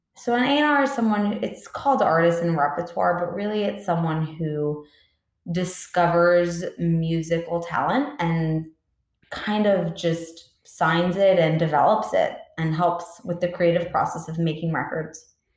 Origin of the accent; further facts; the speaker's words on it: Long Island, New York, United States; I grew up on Long Island, New York